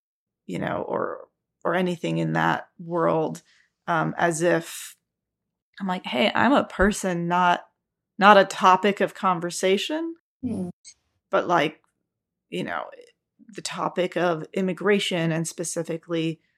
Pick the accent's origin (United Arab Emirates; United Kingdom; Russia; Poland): Russia; also born or lived in Ukraine / United States; So I grew up in Russia and then Ukraine. And then in America every 4 years. And so I never fit in any of them.